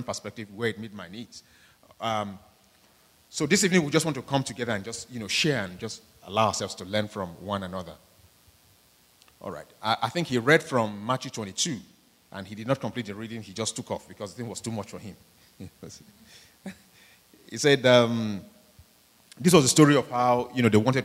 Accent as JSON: {"language": "English", "country": "Nigeria", "moved": "yes", "said": "majority of us here, you know, are from, you know, third world countries, we're from Nigeria"}